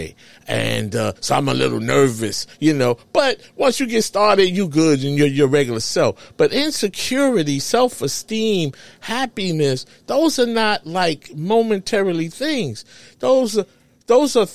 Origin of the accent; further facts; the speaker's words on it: New York, United States; I'm from New York